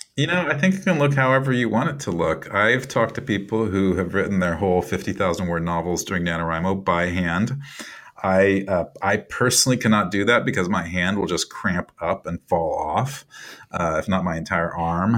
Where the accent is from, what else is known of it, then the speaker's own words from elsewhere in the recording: Iowa, United States; moved away; I've moved away from Iowa and it's been a number of years since I've lived there